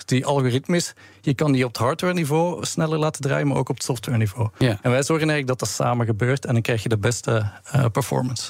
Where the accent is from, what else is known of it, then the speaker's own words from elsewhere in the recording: Belgium; we hebben ook offices in België, waar ik vandaan kom